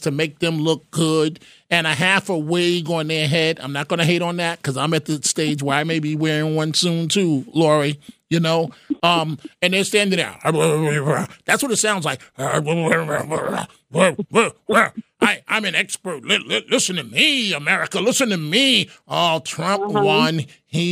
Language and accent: English; New York City, New York, United States; I was born in Mount Sinai Hospital. Right there at, 98th and Madison, whatever it is, on the east side